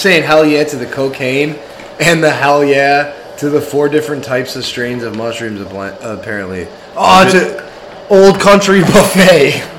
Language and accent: English; Chicago, Illinois, United States; I'm from Chicago, kid.